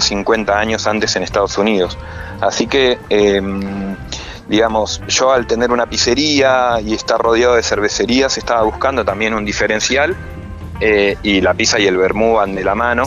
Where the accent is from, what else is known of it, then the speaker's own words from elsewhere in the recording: Buenos Aires, Argentina; moved away as an adult; also born or lived in Bariloche; now in Dina Huapi, Argentina; Yo soy nacido en Buenos Aires